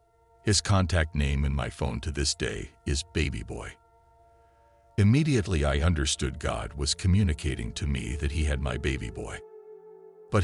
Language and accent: English; Kingsport, Tennessee, United States; now in Atlanta, United States; I leave Atlanta and head to my hometown of Kingsport, Tennessee.